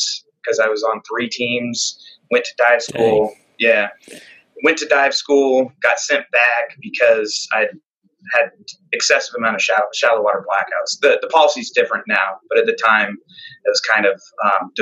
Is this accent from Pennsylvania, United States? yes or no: no; Colorado, United States; moved away; I'm originally from Colorado